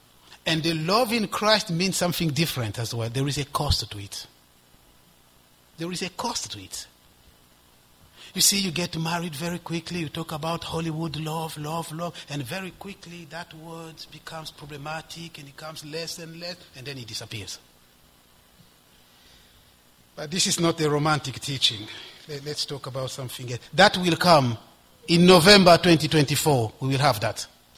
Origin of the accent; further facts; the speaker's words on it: DR Congo; also born or lived in Ivory Coast; And I become a student union representative of all the Congolese students, because I'm from Congo, in the Ivory Coast.